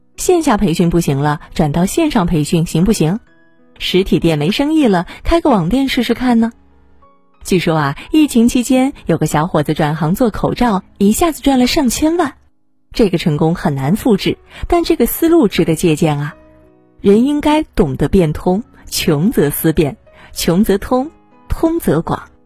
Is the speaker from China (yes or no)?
yes; China; 我们中国人经历过非典